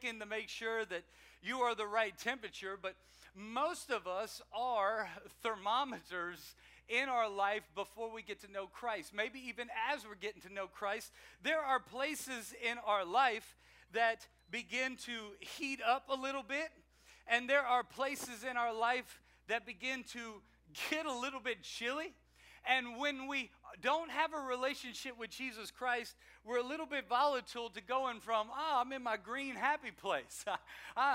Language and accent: English; South Louisiana, United States; now in Maryland, United States; I'm from South Louisiana. I'm from Cajunville